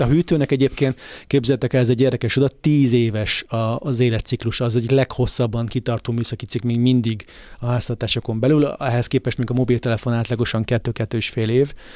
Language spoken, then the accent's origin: Hungarian; Hungary; magyarok vagyunk